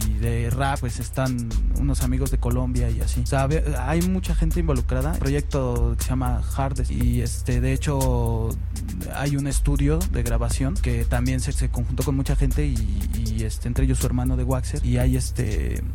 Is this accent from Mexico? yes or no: yes; Guadalajara, Jalisco, Mexico; now in Mexico City, Mexico; yo este llegué a la ciudad, yo soy de Guadalajara y me trajeron aquí a la ciudad a los barrios de Pantitlán